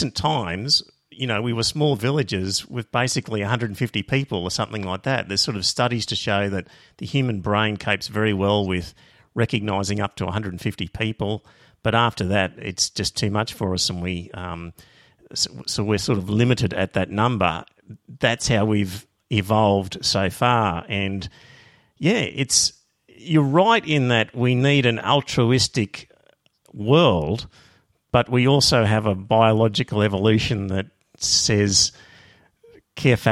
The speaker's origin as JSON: {"language": "English", "country": "Australia", "also_born_or_lived": "Brisbane, Australia", "said": "I as an Australian"}